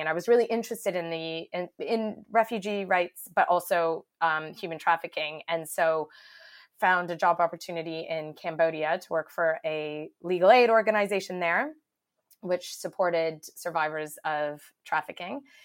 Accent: Canada; moved away as an adult; now in United Kingdom; I am Canadian, uh, but I've been living in the UK for over 10 years now, I think it is. Um, but still hanging on to my accent

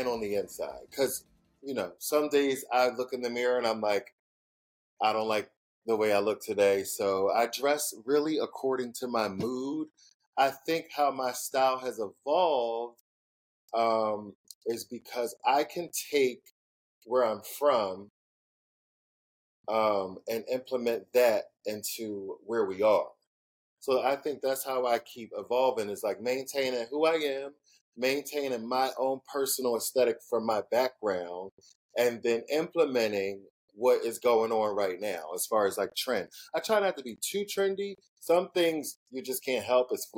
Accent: Philadelphia, Pennsylvania, United States; moved away as an adult; also born or lived in Atlanta; now in Los Angeles, United States; I'm from Philly, born and raised

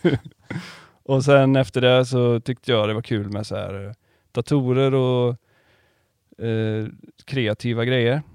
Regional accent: Karlstad, Värmland, Sweden; now in Varberg, Sweden; jag är inte från Varberg, jag är från eh, Karlstad.

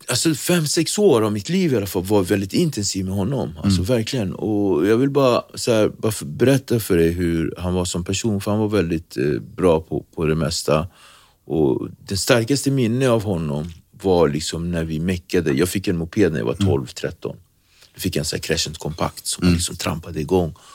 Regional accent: Nacka, Stockholm County, Sweden; Swedish is a second language; also born or lived in Cape Verde / Praia, Santiago; Jag är uppväxt i Nacka, vi har Dunes utskog, vi har Långsjön, vi har eh, Järlasjön, vi har liksom Nyckelviken

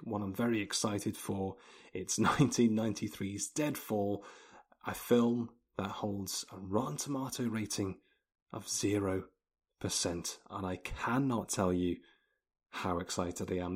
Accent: England, United Kingdom; I'm English.

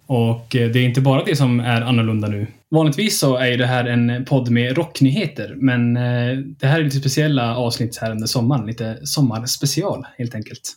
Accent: Kiruna, Norrbotten County, Sweden; Jag är född och uppvuxen i Kiruna

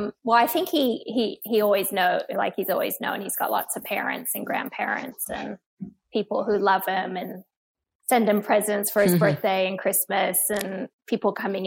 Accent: Australia; born there; hears my accent and thinks it's all American, but I'm not American. I was born in Australia and, you know, I've got Asian in me

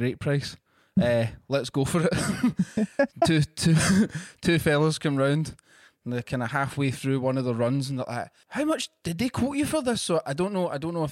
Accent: Bellshill, Scotland, United Kingdom; my passport says Bells Hill

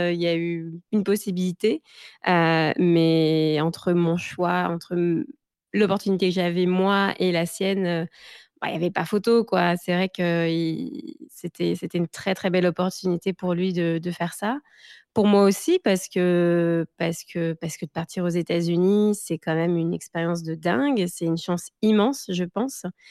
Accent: France; moved away as an adult; also born or lived in Gers / Paris; now in Seattle, United States; je viens aussi de, bah, de de du du sud de la France, donc j'ai grandi entre le Gers et, Paris

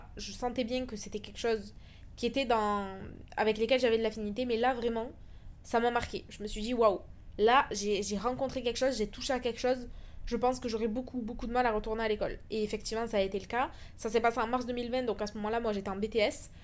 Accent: France; moved away as an adult; also born or lived in Toulouse; now in Dubai, United Arab Emirates; Ça fait maintenant trois ans que j'ai quitté la France

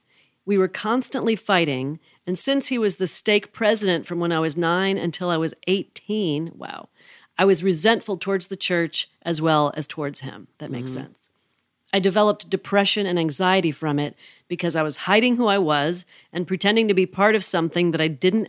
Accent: Utah, United States; To give background on me, I grew up in Utah

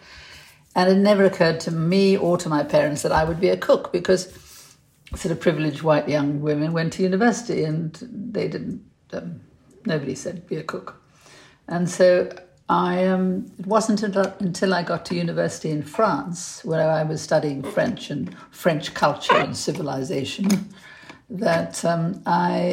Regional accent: South Africa; now in United Kingdom; But I was brought up in South Africa, and we had a cook

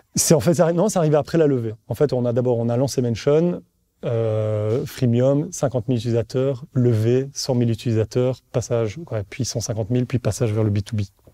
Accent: Brussels, Brussels-Capital Region, Belgium; accent: Belgian; je suis bruxellois

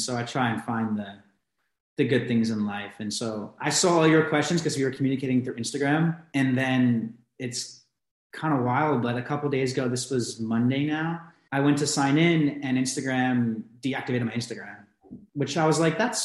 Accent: New Jersey, United States; moved away as an adult; now in Portugal; originally I'm from New Jersey.

